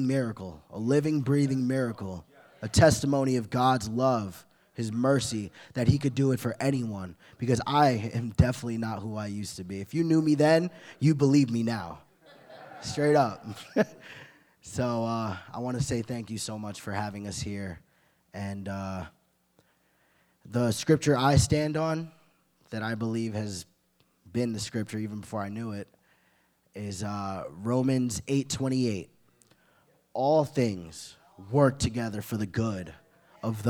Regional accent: Glen Cove, New York, United States; I'm from Glen Cove, Long Island.

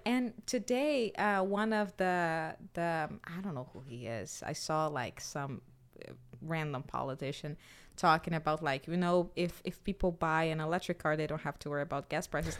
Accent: Brazil; now in United States; I'm from Brazil

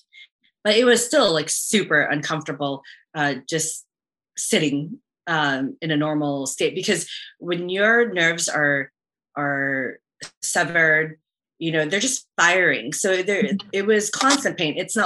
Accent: San Antonio, Texas, United States; moved away; I grew up in San Antonio

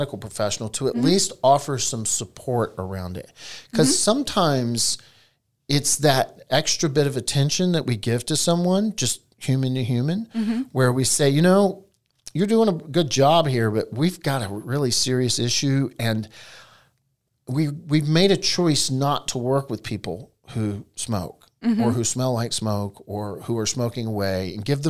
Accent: Eastern North Carolina, United States; I was raised in Eastern North Carolina, where both my grandparents had tobacco farms

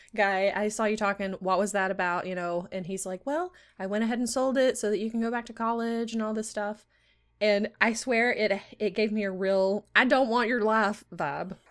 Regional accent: Alabama, United States; I'm, I'm from Alabama

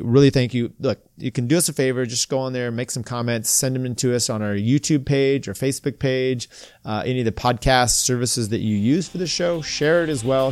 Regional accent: United States; I'm American

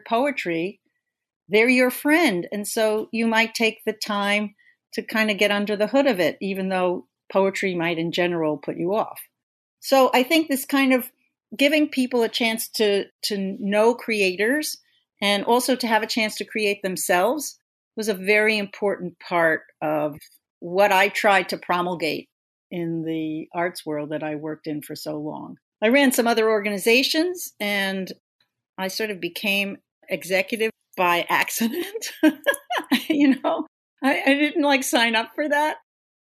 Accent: Long Island, New York, United States; when I grew up on Long Island, I had no, you know, special arts training

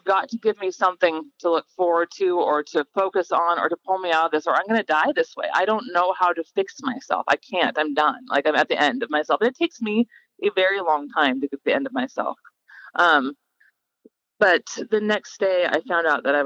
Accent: Gig Harbor, Washington, United States; I grew up in Gig Harbor, Washington

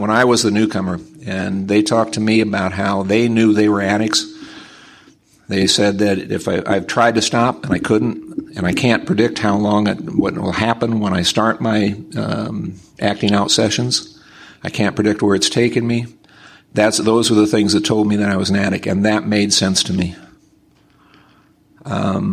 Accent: Nebraska, United States; I'm from Nebraska

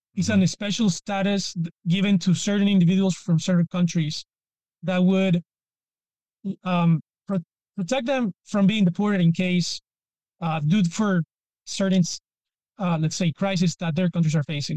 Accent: Venezuela; English is a second language; also born or lived in Penn State, United States; now in Peru; I was born in Venezuela, but I also live in Peru

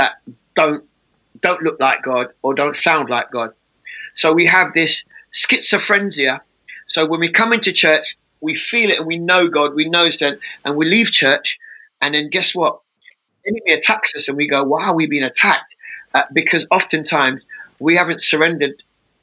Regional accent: England, United Kingdom; the way I speak is because I was born in England.

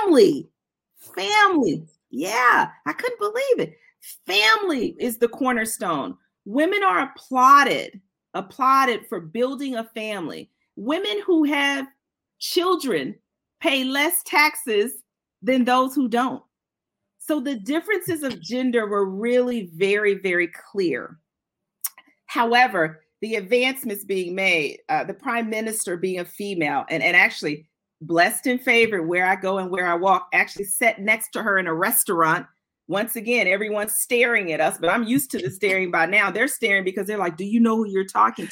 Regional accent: United States; also born or lived in Switzerland; I, as an American

